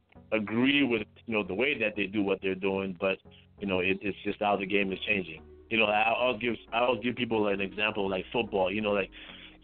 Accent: Zimbabwe; now in North Carolina, United States; I'm from Zimbabwe. So I grew up in Zimbabwe

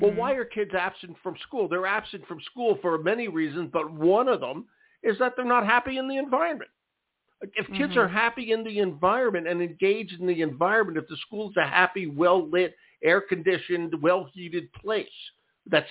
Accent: Philadelphia, Pennsylvania, United States; I grew up in Philadelphia, and the schools I went to for the most part were very old

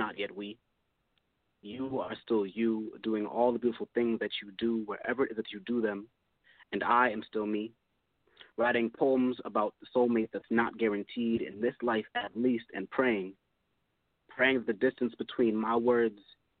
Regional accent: Hartford, Connecticut, United States; I'm a poet from Hartford, Connecticut.

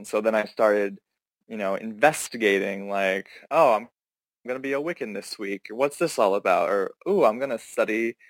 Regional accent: Pennsylvania, United States; moved away; I grew up in a very conservative area, conservative family. I'm originally from Pennsylvania

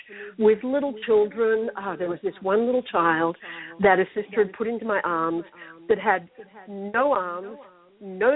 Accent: Australia; when I was growing up in Australia

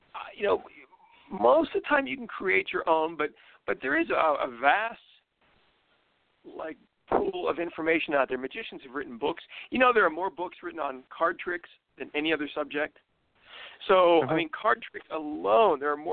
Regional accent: Pittsburgh, Pennsylvania, United States; I grew up in Pittsburgh

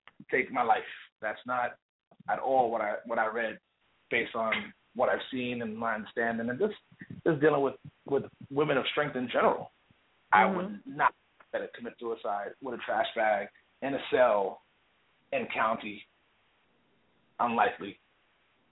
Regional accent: New York, United States; moved away as an adult; now in Texas, United States; I'm from New York originally.

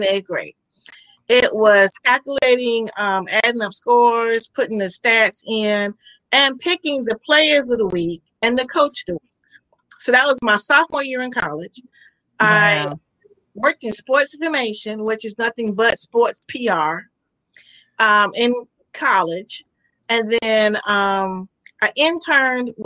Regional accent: Sussex, Virginia, United States; I'm from Sussex, Virginia

